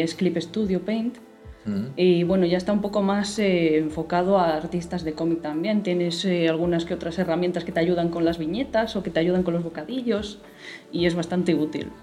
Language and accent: Spanish; Spain; los que somos españoles o europeos